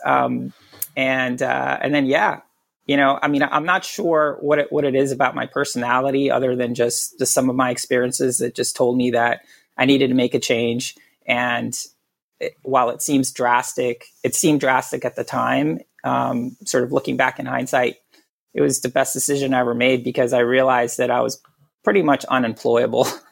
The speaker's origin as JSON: {"language": "English", "country": "Puerto Rico", "tie": "born or raised there", "said": "I was born and raised in Puerto Rico"}